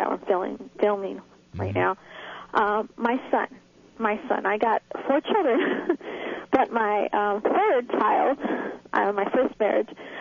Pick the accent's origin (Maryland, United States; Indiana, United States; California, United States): California, United States; Los Angeles; moved away as an adult; now in Dallas, United States; I'm from California. I'm now in Dallas, but I'm an LA girl.